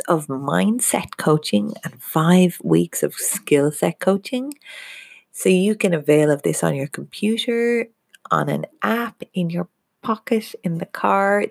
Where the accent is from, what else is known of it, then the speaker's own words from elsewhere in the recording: Ireland; moved away as an adult; now in Australia; being Irish